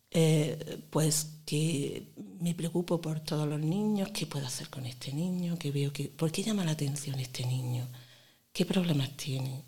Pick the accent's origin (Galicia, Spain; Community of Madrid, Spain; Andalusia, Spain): Andalusia, Spain; Granada; accent: granadino; also born or lived in Montefrío; Ya me he hecho de Granada. Y además me dicen que tengo un acento muy granadino